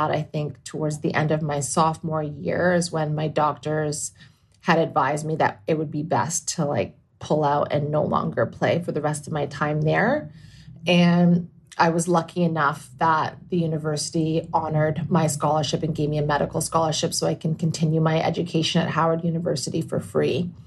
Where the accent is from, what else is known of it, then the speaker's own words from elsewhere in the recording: Toronto, Ontario, Canada; moved away as an adult; also born or lived in Indiana / Washington, D.C.; So growing up in Toronto, which is obviously kind of a cultural melting pot